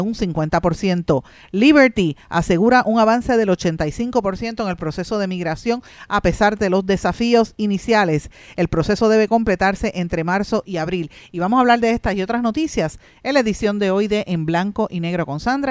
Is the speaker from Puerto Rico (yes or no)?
yes; Puerto Rico; Nosotros somos una colonia de Estados Unidos